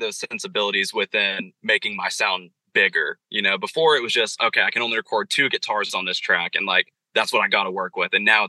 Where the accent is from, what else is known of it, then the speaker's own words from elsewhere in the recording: Waynesville, North Carolina, United States; in my marketing, I put I'm from Asheville, but I'm from a town over called Waynesville